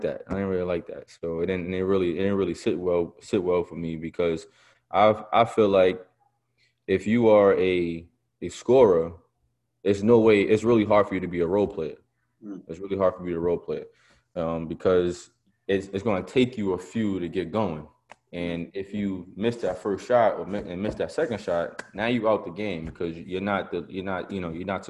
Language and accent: English; New York, United States; I'm from New York